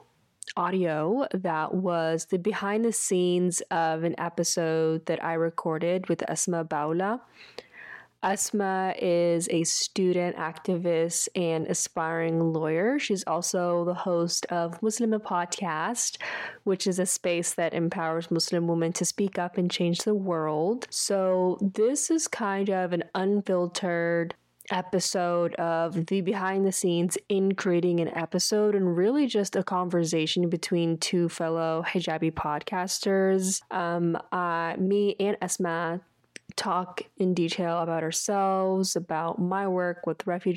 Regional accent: Dallas–Fort Worth area, Texas, United States; I was born and raised in Texas in the DFW area

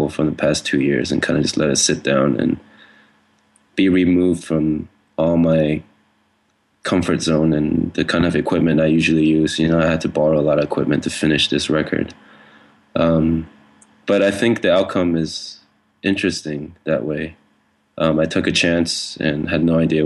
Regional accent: Hawaii, United States; now in Berlin, Germany; when I was growing up in Hawaii

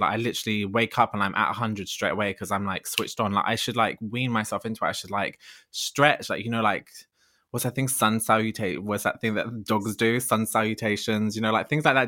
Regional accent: Ladbroke Grove, London, United Kingdom; moved away as an adult; I'm from Lambert Grove, originally born and bred, just moved away actually 'cause I can't afford to live there anymore.

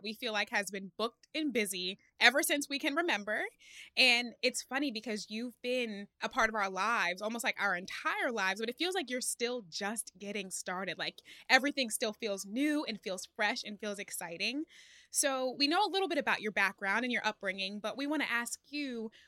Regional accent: Philadelphia, Pennsylvania, United States; that's my hometown.

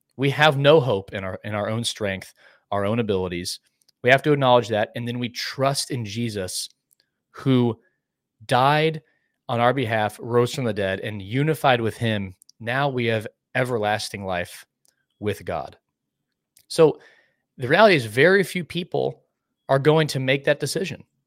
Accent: Dallas, Texas, United States; growing up in Dallas

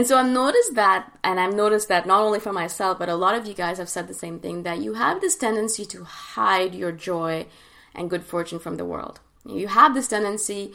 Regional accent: Canada; instead of living and growing up in India, I grew up and lived in Canada

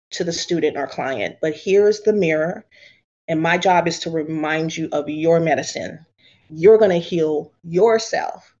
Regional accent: the South, United States; a dark-skinned Black girl growing up in the South.

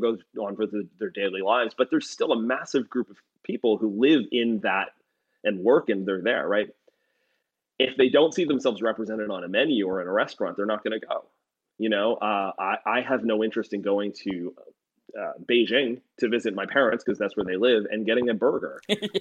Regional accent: Canada; I'm from Canada

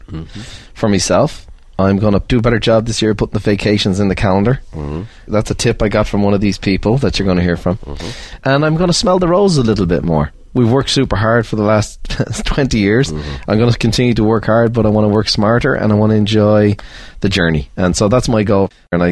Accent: Ireland; I never thought growing up in Ireland I'd meet a millionaire, never mind a billionaire.

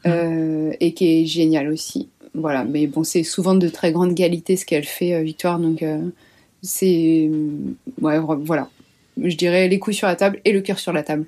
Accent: Brittany, France; je suis bretonne

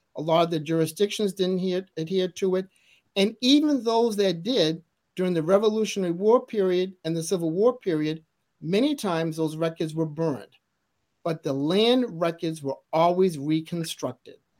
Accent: Massachusetts, United States; growing up in Massachusetts, which is a very historical place

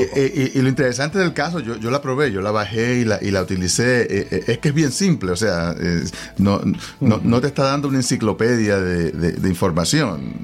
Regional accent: Puerto Rico; yo soy puertorriqueño

